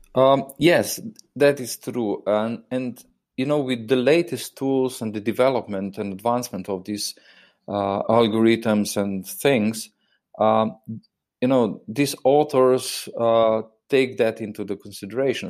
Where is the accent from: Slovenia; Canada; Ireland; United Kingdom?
Slovenia; I'm obviously coming from Slovenia